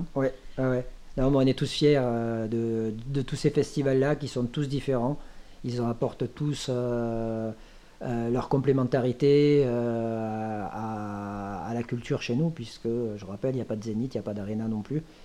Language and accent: French; Thuir, Occitania, France; mon village natal maintenant qui s'appelle Tuir